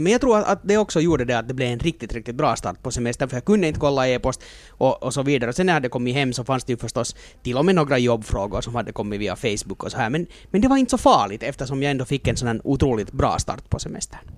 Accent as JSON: {"language": "Swedish", "country": "Finland", "said": "som finländare"}